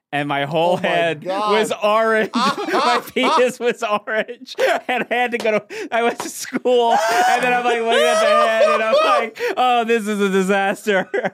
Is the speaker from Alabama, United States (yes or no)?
no; New Jersey, United States; No, I'm from New Jersey.